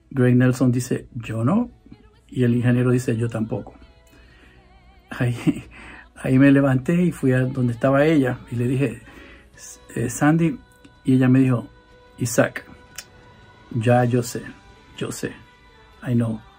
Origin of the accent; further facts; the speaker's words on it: Puerto Rico; porque sabe que yo soy puertorriqueño y la salsa.